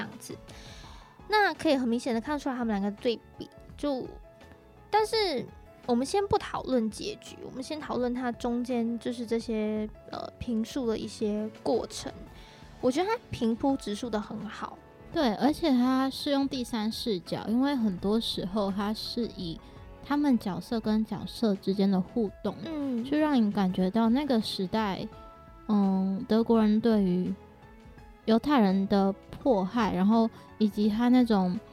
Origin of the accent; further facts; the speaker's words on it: Malaysia; 像我本身来自马来西亚，嗯。那我是华人